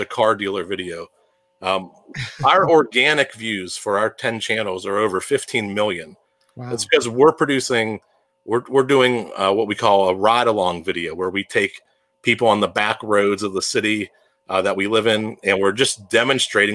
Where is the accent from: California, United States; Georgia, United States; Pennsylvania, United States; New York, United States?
Pennsylvania, United States; Pittsburgh; You can tell I'm from Pittsburgh. I can tell I'm saying hour.